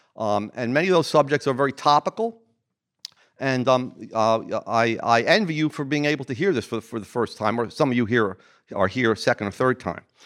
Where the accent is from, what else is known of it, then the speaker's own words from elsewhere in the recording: New Jersey, United States; I'm from New Jersey